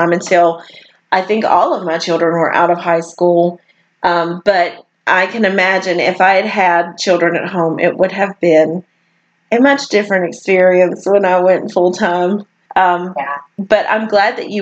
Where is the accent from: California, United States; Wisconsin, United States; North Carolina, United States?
North Carolina, United States; now in Arkansas, United States; I'm from North Carolina, so even though I live in Arkansas now